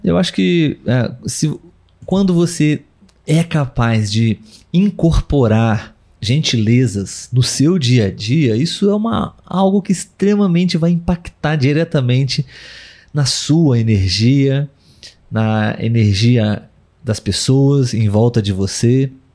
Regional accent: Brazil; nós somos brasileiros

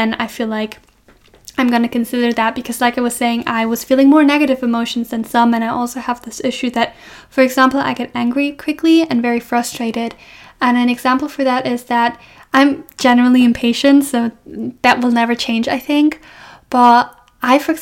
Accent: Germany; moved away as an adult; now in Scotland, United Kingdom; I'm from Germany

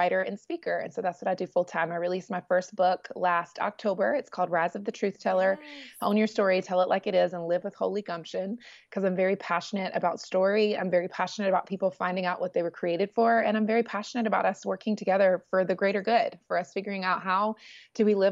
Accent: North Carolina, United States; moved away as an adult; also born or lived in Los Angeles; I was born and raised in the Southeast in North Carolina of the United States and had a great upbringing

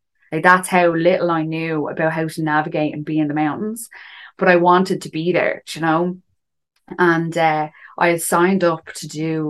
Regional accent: Dublin, Leinster, Ireland; I'm from Dublin. I'm 31.

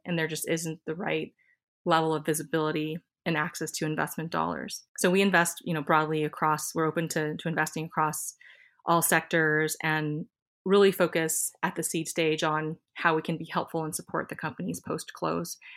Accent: Iowa, United States; also born or lived in Silicon Valley; now in Minnesota, United States; I was born in Iowa, and we both have a ton of family here in the Midwest

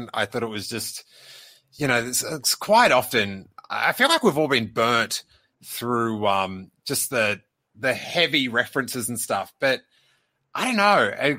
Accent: Australia; I'm an Aussie. I can read Australian.

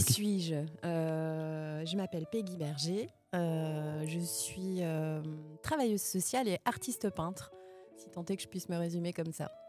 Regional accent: Verdun, Grand Est, France; moved away as an adult; now in Nancy, France; moi, je suis de la Meuse. Euh, je suis née à Verdun

